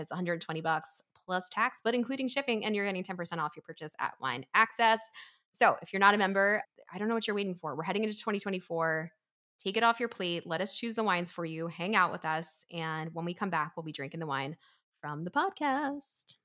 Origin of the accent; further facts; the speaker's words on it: East Coast, United States; also born or lived in New York; now in Pennsylvania, United States; I grew up on the East Coast